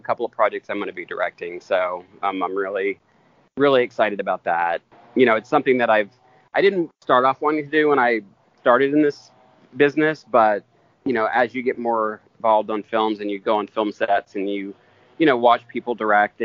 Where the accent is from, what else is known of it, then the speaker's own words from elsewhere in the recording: Eastern Kentucky, United States; I grew up in Eastern Kentucky